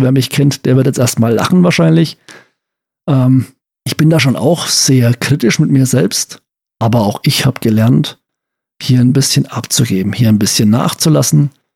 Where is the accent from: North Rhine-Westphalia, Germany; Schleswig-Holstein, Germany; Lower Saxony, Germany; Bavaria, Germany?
Bavaria, Germany; Franconia; bei uns in Franken